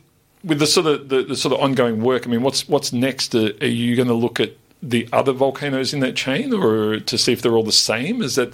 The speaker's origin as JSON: {"language": "English", "town": "Melbourne", "region": "Victoria", "country": "Australia", "tie": "born or raised there", "said": "I grew up in the Western Melbourne."}